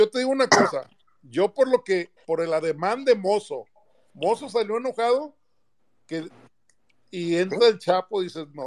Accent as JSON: {"language": "Spanish", "area": "Autlán", "region": "Jalisco", "country": "Mexico", "said": "soy acá de Cotlán, Jalisco."}